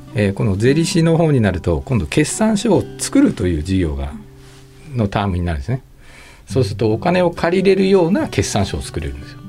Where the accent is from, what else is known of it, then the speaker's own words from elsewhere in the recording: Tokyo, Japan; moved away as an adult; now in Nagasaki, Japan; 東京で生まれて、まあ、大学卒業までで金融機関までずっと東京だったんですけど